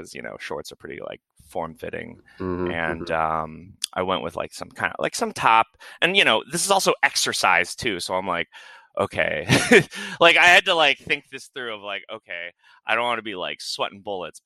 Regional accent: Midwest, United States; also born or lived in Florida; now in Portland, United States; I grew up in the Midwest

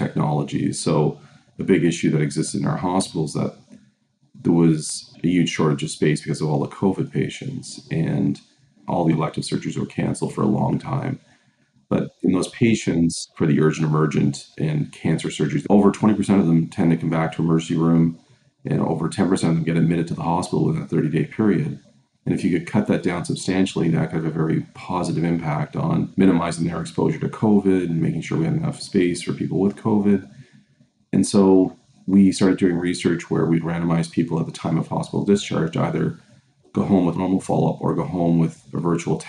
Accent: Cape Breton Island, Nova Scotia, Canada; now in Hamilton, Canada; I'm from Nova Scotia originally, grew up in Cape Breton Island

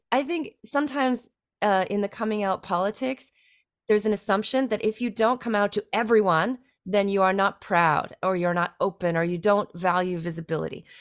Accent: Canada; moved away as an adult; now in China; my identity as a Canadian

